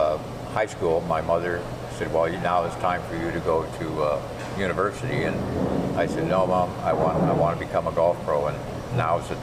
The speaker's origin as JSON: {"language": "English", "town": "London", "region": "Ontario", "country": "Canada", "tie": "born or raised there", "said": "I grew up in London, Ontario, and that's where I started my career"}